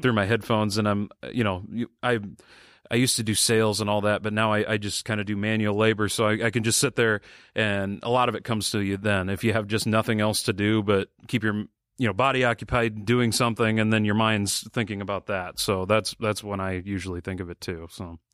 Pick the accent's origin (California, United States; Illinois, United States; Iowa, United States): Iowa, United States; Sioux City; we both grew up in Sioux City